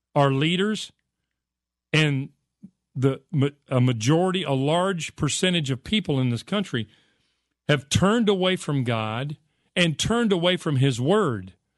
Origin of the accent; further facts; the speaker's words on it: United States; I grew up in America